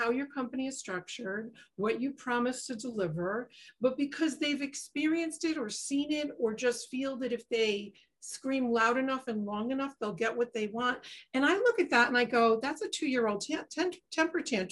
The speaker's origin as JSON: {"language": "English", "region": "East Coast", "country": "United States", "tie": "born or raised there", "said": "I grew up on the East Coast"}